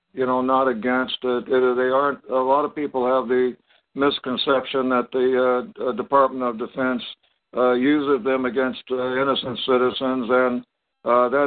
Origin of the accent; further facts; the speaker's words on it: Topeka, Kansas, United States; moved away; also born or lived in Colorado / San Diego / Long Beach; I was born in Topeka, Kansas